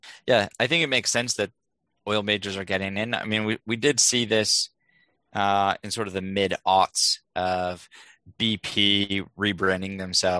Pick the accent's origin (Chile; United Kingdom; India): India; born there; I was born in India and named by a monk there.